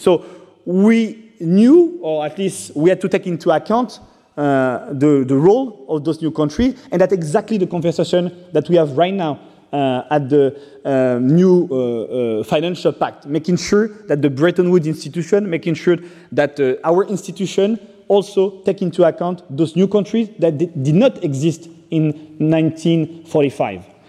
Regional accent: Brittany, France; English is a second language; also born or lived in Rwanda; I got adopted by a French family, and I grew up in uh, Brittany, in Bretagne

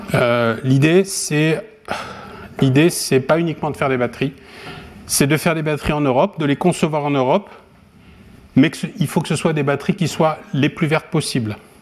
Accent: France; moved away; also born or lived in Japan / Sweden; je suis français

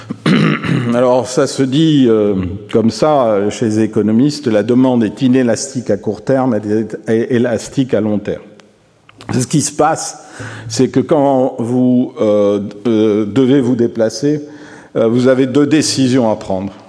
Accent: Toulouse, Occitania, France; je suis Toulousain

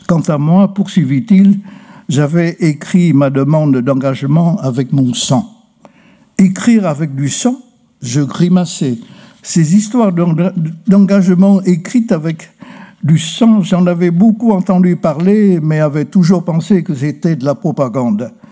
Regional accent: Vietnam; Je suis né à Hongkhe, un district de la province de Tinh. Le chef-lieu de province est à 400 km au sud de Hanoï. De là, en remontant 30 km, on bifurque vers un village. Ma maison se trouve en haut d'une côte.

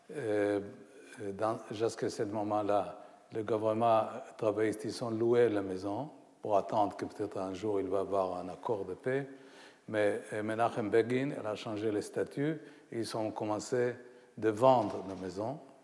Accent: Haifa, Haifa District, Israel; ma ville natale, Haïfa

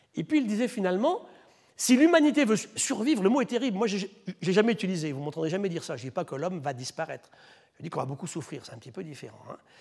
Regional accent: France; chez nous en France

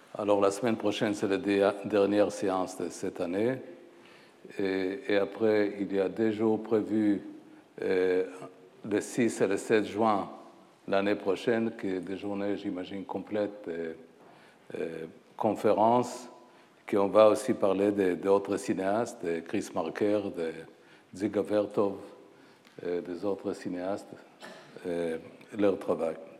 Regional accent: Haifa, Haifa District, Israel; moved away as an adult; also born or lived in Paris, France; ma ville natale, Haïfa

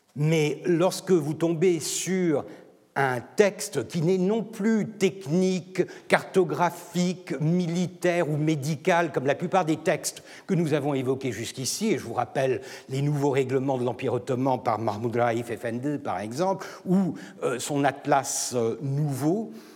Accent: Turkey; je suis turc

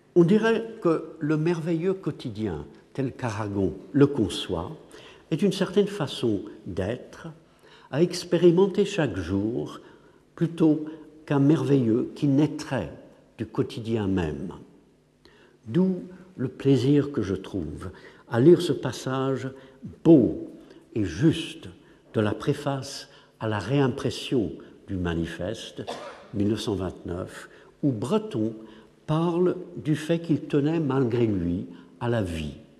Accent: England, United Kingdom; French is a second language; moved away; je suis anglais

